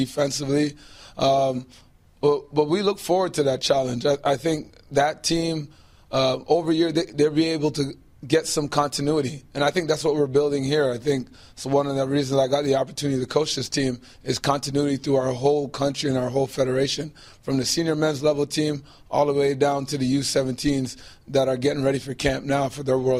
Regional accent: Toronto, Ontario, Canada; I grew up here in Toronto as a Canadian

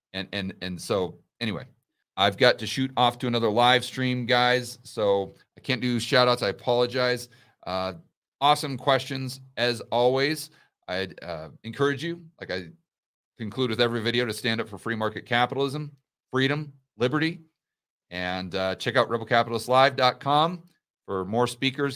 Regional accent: United States; I'm an American

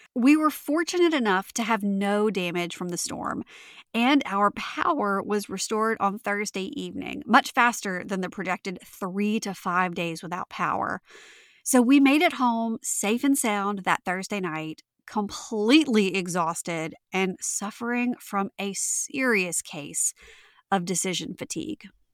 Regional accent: Louisiana, United States; my home state of Louisiana

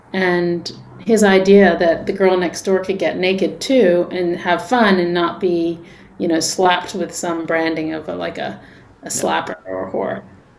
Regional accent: England, United Kingdom; also born or lived in New York; now in Los Angeles, United States; I'm not from LA. I grew up in England. I'm from New York. Okay. I've been here for 20 years.

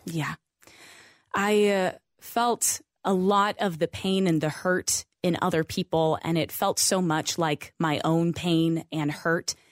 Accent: Idaho, United States; I grew up in Idaho

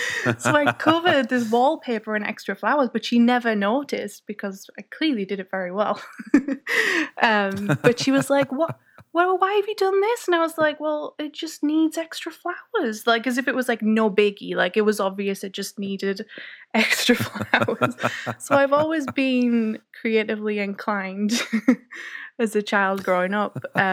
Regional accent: County Durham, North East England, United Kingdom; Yeah. Well, I'm from County Durham, which is in the northeast of England. And I basically lived in the middle of nowhere for most of my life, surrounded by fields and hills and trees.

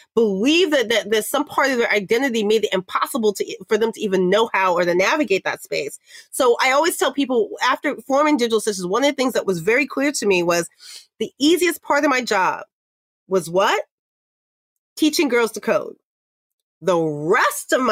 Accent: New York City, New York, United States; I'm Black from Harlem and a girl.

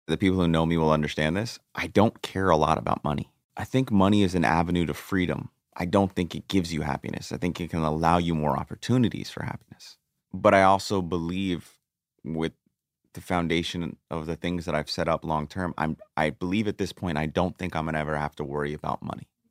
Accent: Greenwich, Connecticut, United States; we, we grew up in Coscob, which is a part of Greenwich

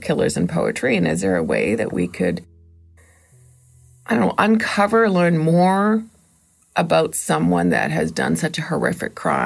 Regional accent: Toronto, Ontario, Canada; I'm from the Toronto area

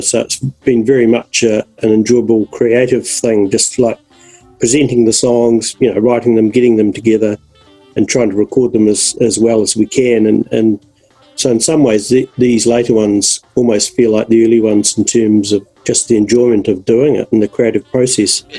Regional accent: Dunedin, Otago, New Zealand; moved away; also born or lived in Christchurch; I was from Dunedin

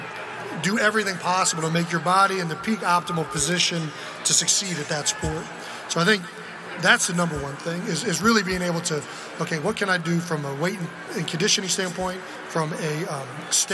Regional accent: Cleveland Heights, Ohio, United States; moved away; Growing up in Cleveland, we were always on the Browns

